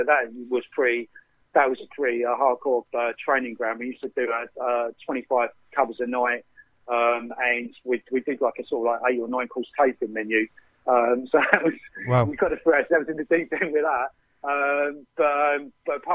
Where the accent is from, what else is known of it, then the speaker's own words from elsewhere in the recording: Essex, East of England, United Kingdom; also born or lived in London; I'm from Essex